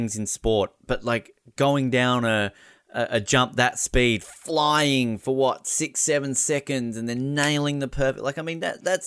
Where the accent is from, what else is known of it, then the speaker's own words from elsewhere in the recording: Australia; as an Australian who barely gets to see the sport until an Olympics happens